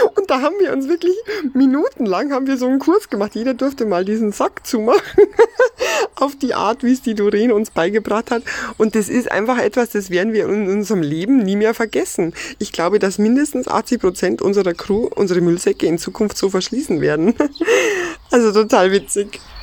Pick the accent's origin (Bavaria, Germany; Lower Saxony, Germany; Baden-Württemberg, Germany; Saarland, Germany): Bavaria, Germany; Ammersee; ich komme aus Einried. das liegt am schönen Ammersee in Bayern